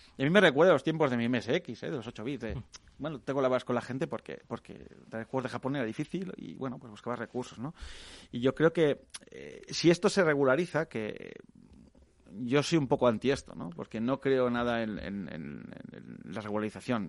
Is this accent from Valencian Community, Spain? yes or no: no; Catalonia, Spain; yo que soy catalana